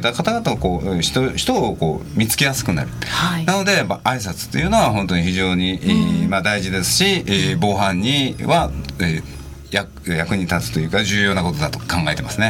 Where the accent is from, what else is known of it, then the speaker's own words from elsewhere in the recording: Yamato, Saga, Japan; moved away as an adult; 19歳まで高校を卒業するまでは、えー、佐賀で育ちました